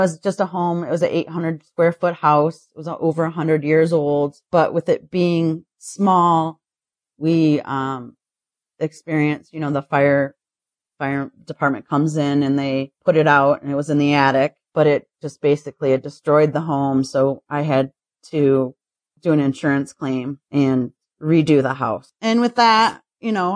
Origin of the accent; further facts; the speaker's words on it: Highland, Michigan, United States; also born or lived in Detroit, Michigan / Milford, Michigan; I grew up in a little town outside of Detroit. Basically, I started off in Highland and moved to Milford when I was I was around 18